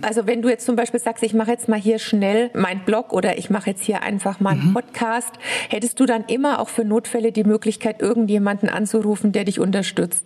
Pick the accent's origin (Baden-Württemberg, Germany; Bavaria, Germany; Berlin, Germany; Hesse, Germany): Bavaria, Germany; komme ich ja aus Bayern